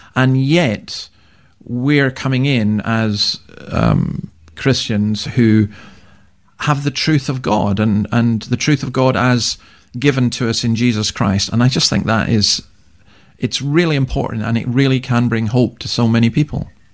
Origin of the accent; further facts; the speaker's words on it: Scotland, United Kingdom; now in Australia; I'm a Scotsman